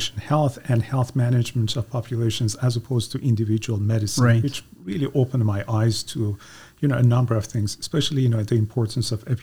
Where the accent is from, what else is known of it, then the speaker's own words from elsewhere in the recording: Iran; moved away as an adult; now in Guelph, Canada; I became a DVM student back in my home country of Iran